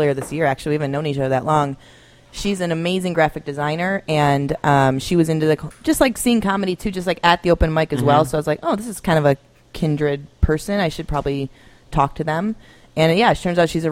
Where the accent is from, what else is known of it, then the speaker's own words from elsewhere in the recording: Buffalo, New York, United States; moved away as an adult; now in Chicago, United States; I'm from Buffalo.